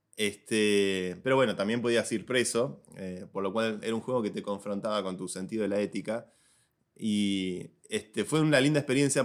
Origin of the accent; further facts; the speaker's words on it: Buenos Aires, Argentina; moved away as an adult; also born or lived in San Francisco / New York; now in Madrid, Spain; Soy un joven argentino de Buenos Aires